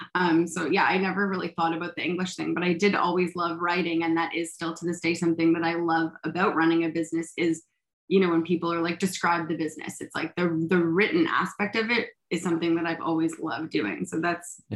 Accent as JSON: {"language": "English", "town": "Toronto", "region": "Ontario", "country": "Canada", "tie": "born or raised there", "also_born_or_lived": "Montreal", "said": "I grew up in Toronto"}